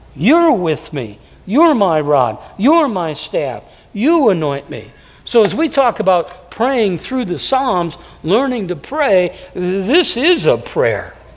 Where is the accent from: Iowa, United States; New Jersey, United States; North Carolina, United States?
Iowa, United States; Davenport; moved away; I was raised in, in a, city, Davenport, it's 100,000 people